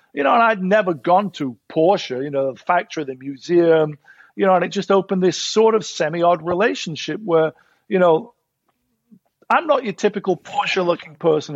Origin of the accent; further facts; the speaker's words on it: Sheffield, Yorkshire and the Humber, United Kingdom; moved away as an adult; now in Los Angeles, United States; As a kid growing up in Sheffield